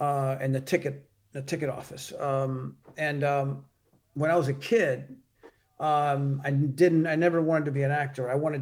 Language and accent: English; Miami, Florida, United States; also born or lived in Cuba; I was born in Havana, and I came when I was two.